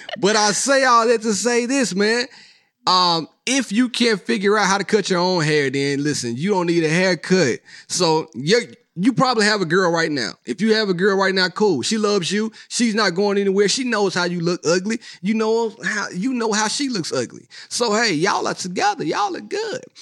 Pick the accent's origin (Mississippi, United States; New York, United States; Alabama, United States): Mississippi, United States; Not that it's not my hometown, but I'm from the Sip.